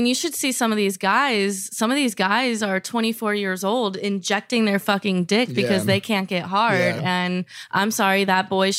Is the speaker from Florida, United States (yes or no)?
yes; Miami, Florida, United States; I'm actually from Miami, so I'm from Plastic Surgery City.